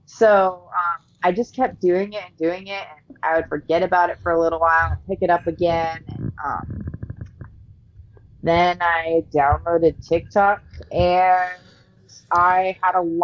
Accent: New Hampshire, United States; also born or lived in Ohio; I was born in Ohio, raised in New Hampshire

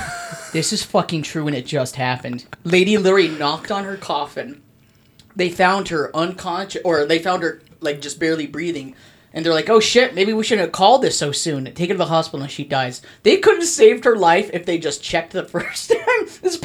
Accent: Mexico; I'm from Mexico.

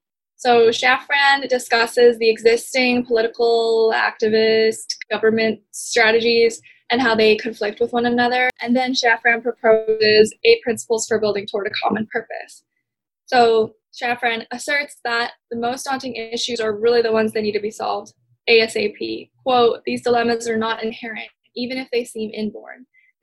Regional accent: California, United States; also born or lived in South Korea; growing up in California, literally only California, I was born in Korea, but I have never moved from California to somewhere else other than for college.

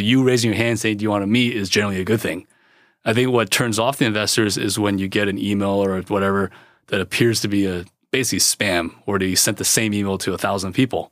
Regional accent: California, United States; I was born in California

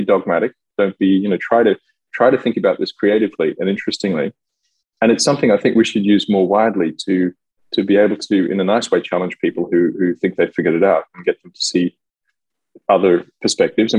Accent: Australia; moved away as an adult; also born or lived in Melbourne / Paris; now in France; I live in France now, I'm Australian

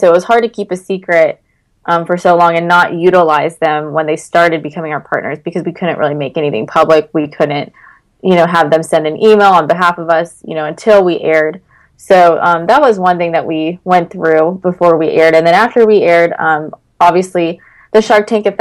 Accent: North Carolina, United States; I'm from North Carolina

